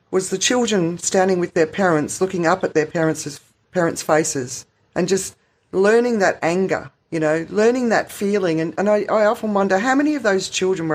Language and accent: English; Australia; as a white person growing up in Australia, I mean, the town I grew up in was so white